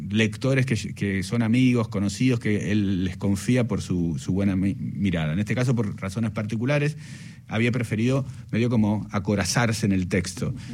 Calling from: Buenos Aires, Argentina; Hola, buenas tardes … de Belgrano para participar en la muralla y los libros

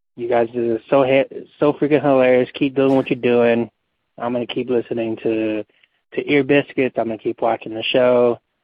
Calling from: Las Vegas, Nevada, United States; I'm calling from Las Vegas, Nevada

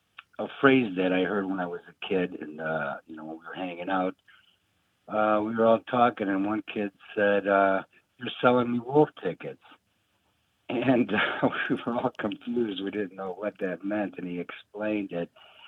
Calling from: Chicago, Illinois, United States; I'm calling from the Chicagoland area.

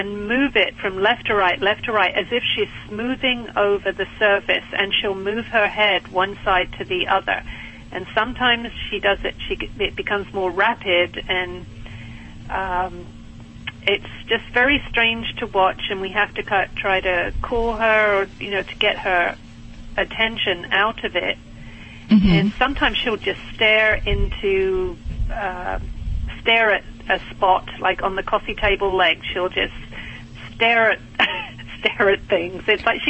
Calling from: Pinehurst, North Carolina, United States; I'm calling from Pinehurst in North Carolina.

